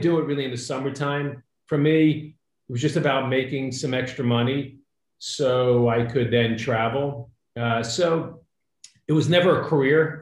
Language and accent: English; Hewlett, New York, United States; moved away as an adult; also born or lived in Woodmere, New York; I grew up in the five towns